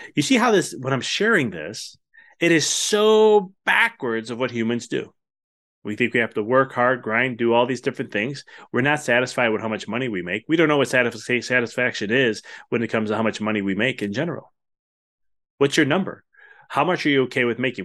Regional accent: Chicago, Illinois, United States; I'm from Chicago

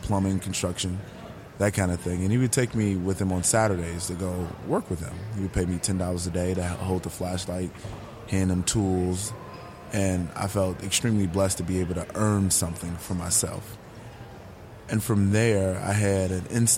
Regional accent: Chicago, Illinois, United States; I grew up on the South Side of Chicago, extremely poor

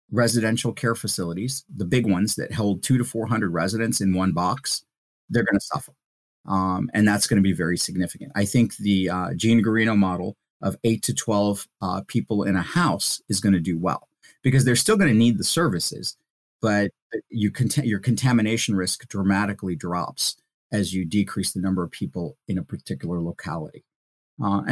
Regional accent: India; now in United States; So, I'm a first zero generation immigrant. I was born in India.

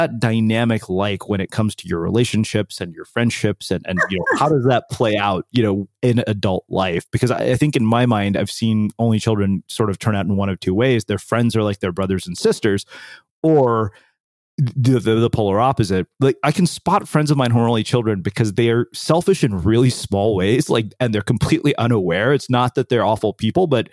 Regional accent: College Station, Texas, United States; I grew up in College Station

